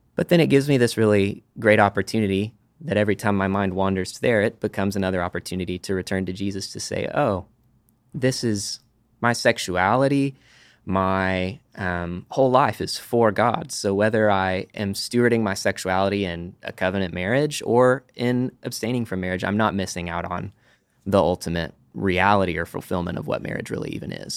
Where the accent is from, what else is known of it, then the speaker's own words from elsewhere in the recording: Amarillo, Texas, United States; moved away as an adult; now in Dallas, United States; I am from Amarillo, Texas uh, lived there third grade through high school. Moved to Dallas